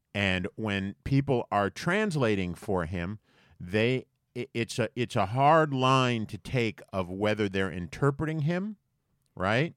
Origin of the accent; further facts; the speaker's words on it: United States; being American